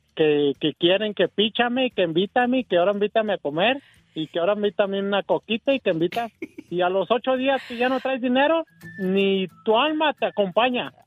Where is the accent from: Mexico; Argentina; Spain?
Mexico; Colotlán, Jalisco; born or raised there; moved away